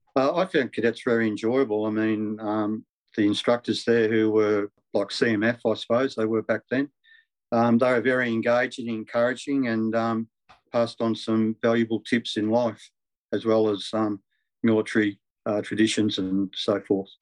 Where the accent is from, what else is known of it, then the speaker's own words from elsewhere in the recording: Melbourne, Victoria, Australia; I spent all my childhood years growing up in Eltham